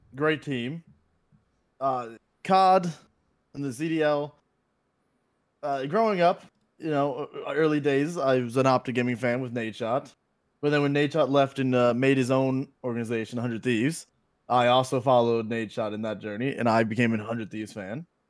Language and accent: English; Florida, United States; born and raised in Florida, uh, still in Florida